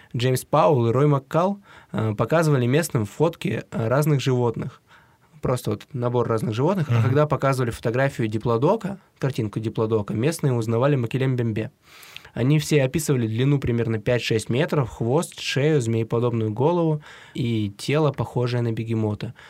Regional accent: Siberia, Russia; Мы из Сибири

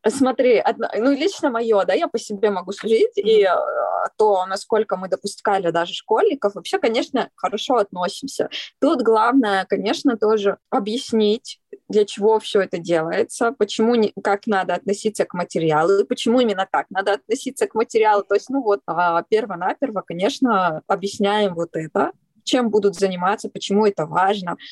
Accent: Kyrgyzstan; moved away; also born or lived in Altai; я родилась в Киргизии

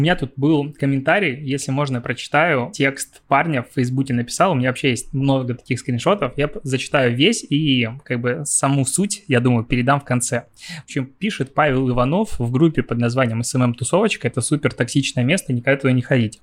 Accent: Belarus; Я все равно белорус

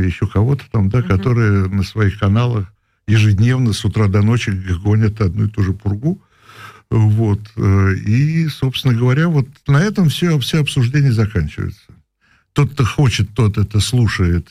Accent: Moscow, Russia; also born or lived in Prague; Я москвич.

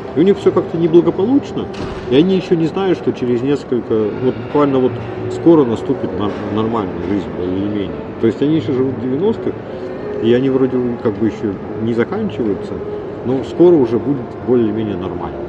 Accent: Urals, Russia; я все-таки уральский да, человек

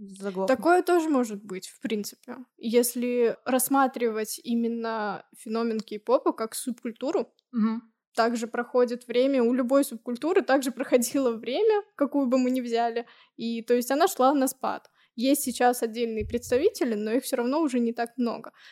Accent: Tashkent, Uzbekistan; moved away; also born or lived in Nizhny Novgorod; Я училась в Ташкенте.

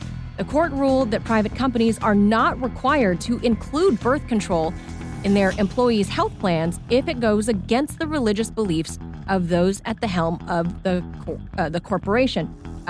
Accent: California, United States; I'm a Californian

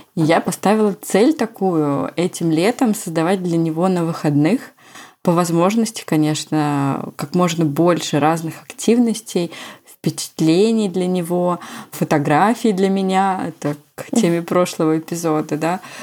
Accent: Moscow Oblast, Russia; У нас так говорили в Московской области, где я провела все свое детство.

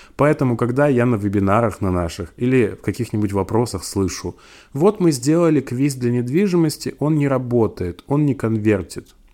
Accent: Siberia, Russia; я из Сибири

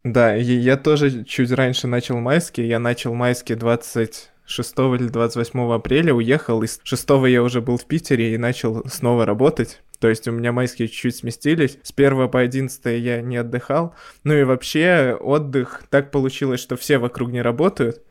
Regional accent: Belarus; Мы белорусы

